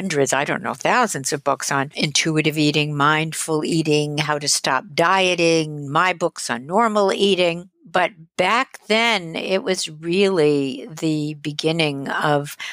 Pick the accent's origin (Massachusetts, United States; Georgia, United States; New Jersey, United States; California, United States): New Jersey, United States; Teaneck; also born or lived in Manhattan, New York; I was born in Manhattan, and I grew up in Teaneck, New Jersey, which is northern New Jersey